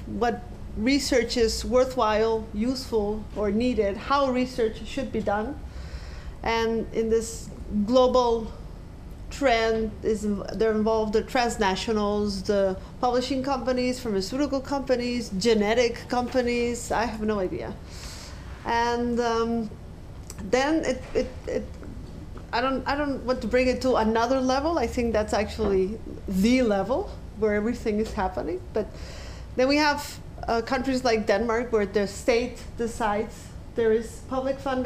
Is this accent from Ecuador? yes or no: yes; Ecuador; moved away; I did my fieldwork in my home country, Ecuador